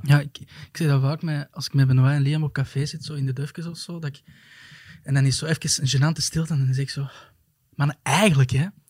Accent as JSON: {"language": "Dutch", "town": "Zoersel", "region": "Flanders", "country": "Belgium", "said": "ik kom zelf uit Soersel"}